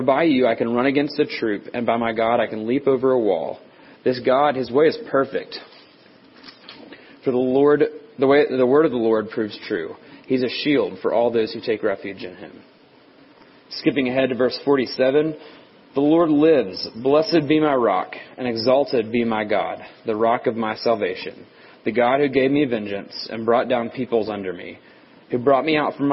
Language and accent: English; Tennessee, United States; growing up in Tennessee